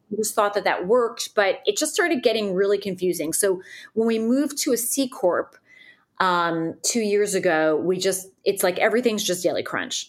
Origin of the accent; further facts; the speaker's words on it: Northern New Jersey, United States; moved away as an adult; also born or lived in New York City; now in Nashville, United States; I'm from Northern New Jersey